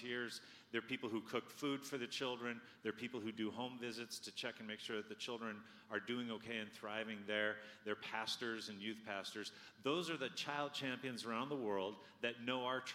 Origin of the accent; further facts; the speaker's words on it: Washington, United States; I'm from Washington State.